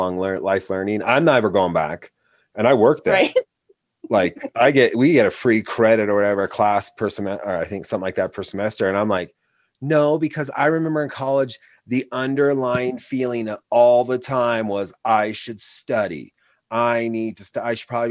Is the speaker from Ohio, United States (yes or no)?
no; Wyoming, United States; also born or lived in New York; I was from Wyoming.